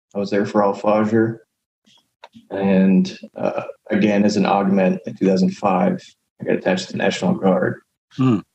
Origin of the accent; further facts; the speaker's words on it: San Antonio, Texas, United States; I grew up in San Antonio